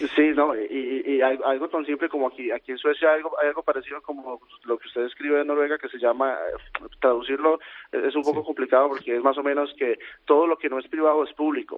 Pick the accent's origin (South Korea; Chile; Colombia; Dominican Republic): Colombia; moved away as an adult; also born or lived in Costa Rica; now in Sweden; yo crecí en Colombia durante la guerra del narcotráfico en los noventas